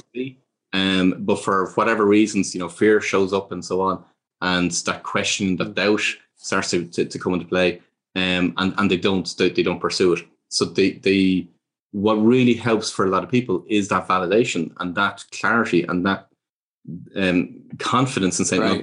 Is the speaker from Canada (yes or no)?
no; Ireland; growing up in Ireland